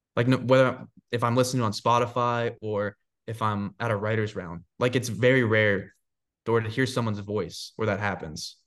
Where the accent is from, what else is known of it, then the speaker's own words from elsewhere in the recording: Florida, United States; also born or lived in Georgia; now in Nashville, United States; I grew up in Florida